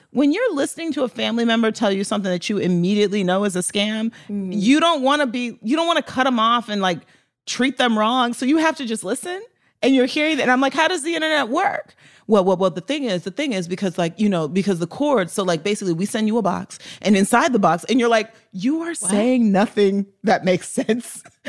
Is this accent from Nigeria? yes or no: yes; Nigeria; Lacey, like, I'm Nigerian. Like, scams are part of my culture.